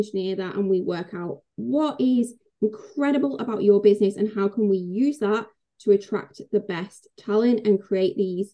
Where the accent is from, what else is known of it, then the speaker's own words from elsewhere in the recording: England, United Kingdom; I'm English